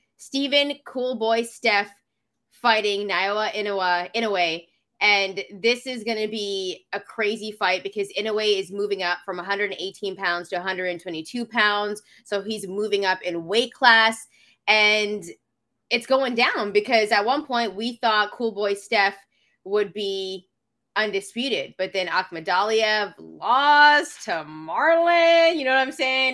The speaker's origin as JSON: {"language": "English", "country": "Canada", "said": "I'm from Canada"}